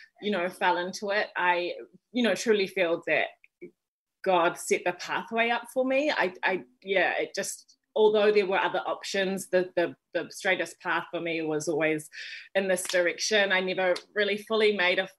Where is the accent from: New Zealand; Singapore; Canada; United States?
New Zealand; Wellington; moved away as an adult; now in Auckland, New Zealand; born and raised in Wellington, New Zealand